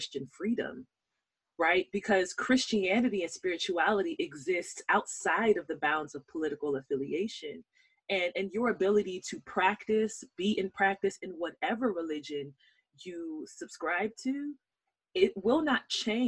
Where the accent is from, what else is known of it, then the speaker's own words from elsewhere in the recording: Nigeria; I'm Nigerian